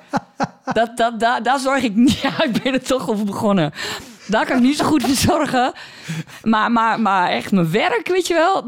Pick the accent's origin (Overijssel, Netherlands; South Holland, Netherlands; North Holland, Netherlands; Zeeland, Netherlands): Overijssel, Netherlands; Borne; accent: Twents; Ik kom uit Borne